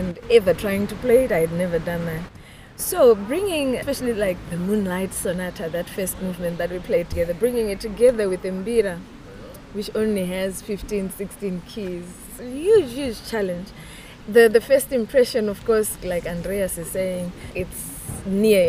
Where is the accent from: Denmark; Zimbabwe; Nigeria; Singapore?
Zimbabwe; I'm coming from Zimbabwe